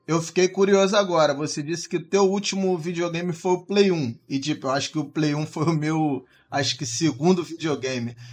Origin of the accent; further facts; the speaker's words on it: Rio de Janeiro, Brazil; eu sou do Rio